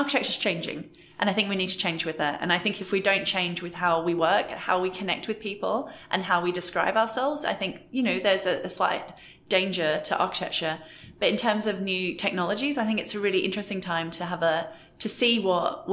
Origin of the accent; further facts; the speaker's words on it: Australia; moved away; I'm Australian, so I do some trips to Australia to see family